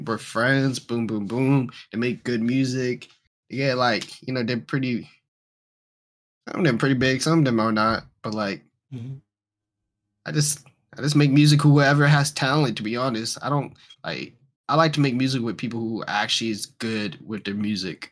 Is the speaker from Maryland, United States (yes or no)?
no; Atlanta, Georgia, United States; I'm from Georgia and Atlanta.